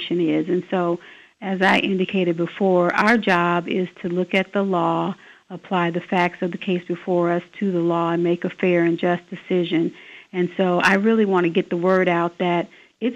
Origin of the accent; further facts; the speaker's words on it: Decatur, Illinois, United States; moved away as an adult; now in Sangamon County, Illinois, United States; I was living in Decatur. That's my hometown